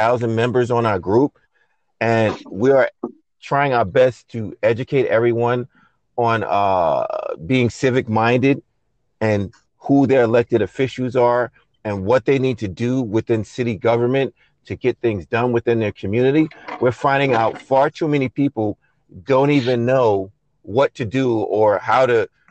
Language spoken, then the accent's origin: English; New York City, New York, United States; now in Rockaway, United States; I was not born and raised, in Rockaway. I am from Brooklyn